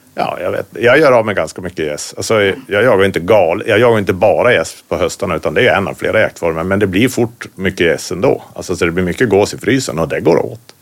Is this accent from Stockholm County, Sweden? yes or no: no; Västerbotten County, Sweden; now in Norrbotten, Sweden; Jag är från Västerbotten, bor i Norrbotten